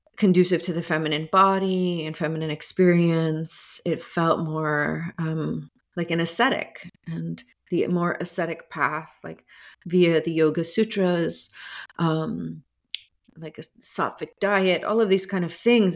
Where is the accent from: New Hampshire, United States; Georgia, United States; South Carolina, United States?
Georgia, United States; outside of Atlanta, suburban; I grew up in suburban, um, Georgia, outside of Atlanta